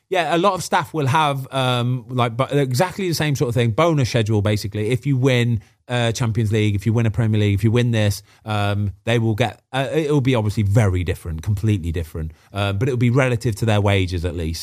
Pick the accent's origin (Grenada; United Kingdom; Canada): United Kingdom; Midlands; moved away; I'm from the Midlands